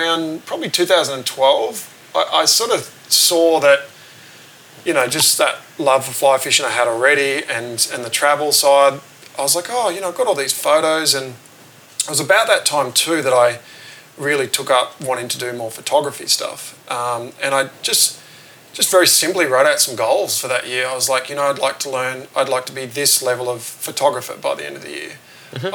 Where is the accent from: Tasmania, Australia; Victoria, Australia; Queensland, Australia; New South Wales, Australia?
New South Wales, Australia; Bathurst; I grew up in Bathurst, which is about 3 hours inland of Sydney